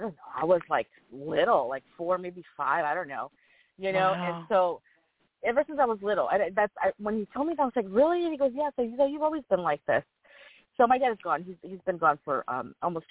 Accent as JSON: {"language": "English", "town": "Los Angeles", "region": "California", "country": "United States", "tie": "born or raised there", "also_born_or_lived": "Whittier, California", "said": "I was born here in LA and raised here"}